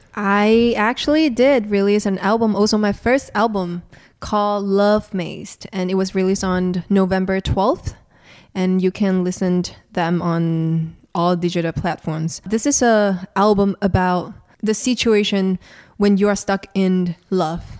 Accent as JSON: {"language": "English", "region": "Kuala Lumpur", "country": "Malaysia", "tie": "born or raised there", "said": "I'm from Malaysia, so born and raised in Malaysia"}